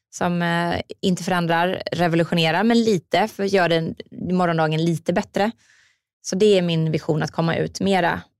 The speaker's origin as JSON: {"language": "Swedish", "town": "Jönköping", "region": "Jönköping County", "country": "Sweden", "said": "jag kommer ju från Jönköping, jag vill ju gärna ha mitt bolag där."}